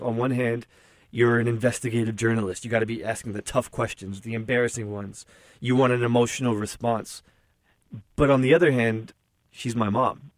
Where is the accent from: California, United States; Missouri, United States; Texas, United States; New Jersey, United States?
New Jersey, United States; Newark; I grew up in Newark, New Jersey